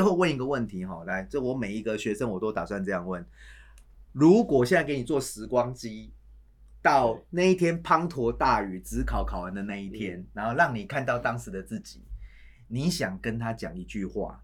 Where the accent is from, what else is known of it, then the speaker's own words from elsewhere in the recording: Taiwan; 我们台湾人